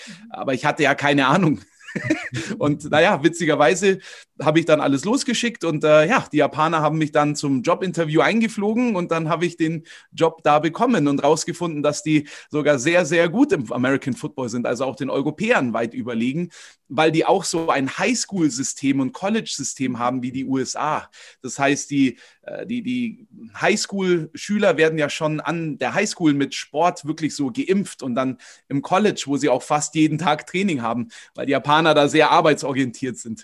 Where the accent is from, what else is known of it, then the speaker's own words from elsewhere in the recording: Königsbrunn, Bavaria, Germany; Ich äh, komme aus Königsbrunn, das ist bei Augsburg. Und ähm, da bin ich auch aufgewachsen, im Umkreis geboren